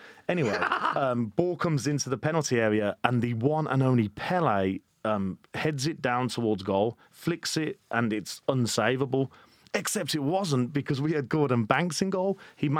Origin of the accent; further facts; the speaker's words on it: Birmingham, West Midlands, United Kingdom; accent: Birmingham; Peaky Blinders, which is of course set in my hometown.